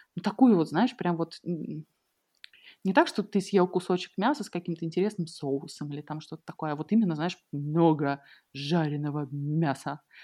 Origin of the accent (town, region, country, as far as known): Russia; moved away